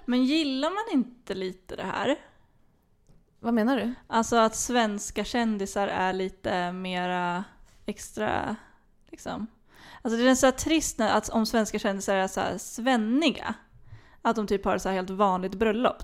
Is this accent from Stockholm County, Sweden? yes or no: no; Flen, Södermanland, Sweden; moved away; hemma i Flen